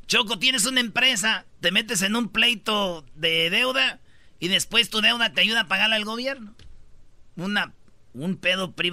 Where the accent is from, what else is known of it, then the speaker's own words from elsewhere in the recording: Jiquilpan, Michoacán, Mexico; Jiquilpan, Michoacán, de donde yo soy?